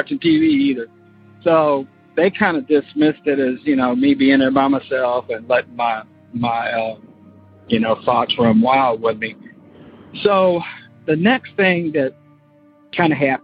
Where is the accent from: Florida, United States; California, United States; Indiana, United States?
Florida, United States; born or raised there; moved away as an adult; now in Kentucky, United States